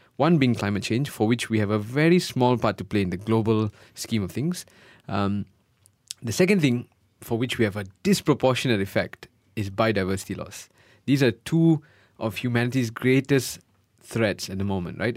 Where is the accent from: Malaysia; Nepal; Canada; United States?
Malaysia; moved away; also born or lived in United Kingdom